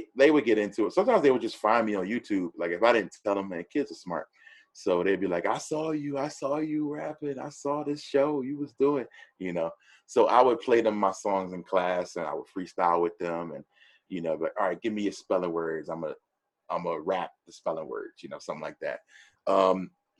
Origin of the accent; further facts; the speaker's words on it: East Coast, United States; I'm an East Coast dude. I grew up on the East Coast